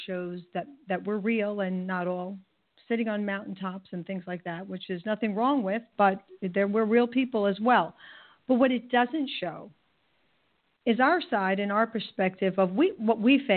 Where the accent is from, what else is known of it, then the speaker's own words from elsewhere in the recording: New York, United States; I'm from New York, so there's a little bit of an edge